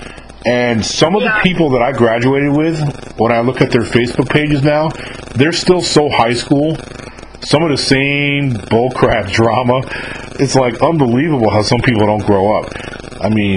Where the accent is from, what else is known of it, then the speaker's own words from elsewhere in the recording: just above New York City, United States; I'm not from Long Island, but I'm from just above New York City